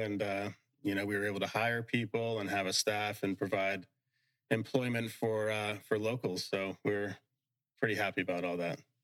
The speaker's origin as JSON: {"language": "English", "region": "Northern Virginia", "country": "United States", "tie": "born or raised there", "also_born_or_lived": "Mount Kisco, New York / Southeast Florida", "moved": "as an adult", "lives_now": "Florida, United States", "said": "I was born in New York, um, in uh, Mount Kisco, New York, but moved to Northern Virginia when I was about seven years old. So, grew up in Northern Virginia."}